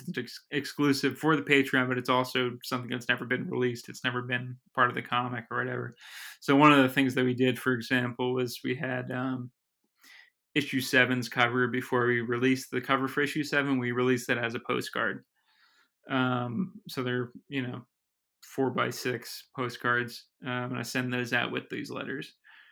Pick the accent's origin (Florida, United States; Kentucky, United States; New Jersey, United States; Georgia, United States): New Jersey, United States; Summit; born or raised there